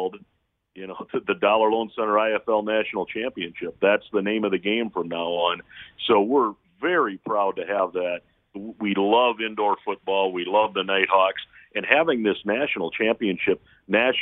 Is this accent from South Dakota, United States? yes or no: yes; Sioux Falls, South Dakota, United States; now in Las Vegas, United States; my hometown of Sioux Falls, South Dakota